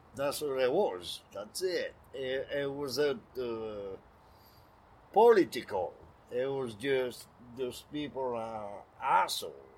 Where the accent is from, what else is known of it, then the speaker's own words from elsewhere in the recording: Roubaix, Hauts-de-France, France; English is a second language; also born or lived in Paris; now in Portland, United States; I'm from Roubaix, mm-hmm. which is notorious town in France.